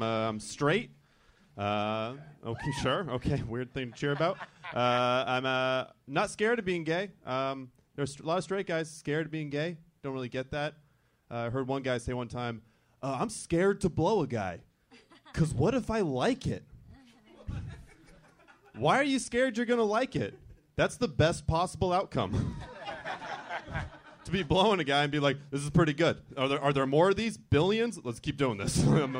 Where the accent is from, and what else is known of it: Orange County, California, United States; born or raised there